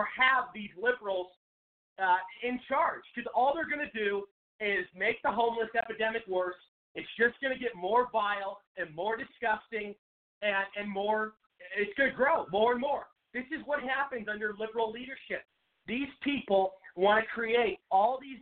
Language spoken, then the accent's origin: English; Seattle, Washington, United States; moved away as an adult; now in Arizona, United States; I'm from Seattle. I grew up there